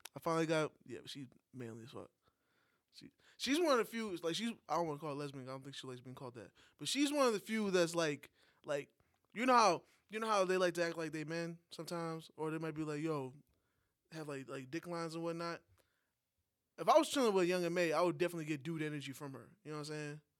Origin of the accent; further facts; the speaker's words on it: New York, United States; moved away; as a New Yorker, that hasn't been in New York for a while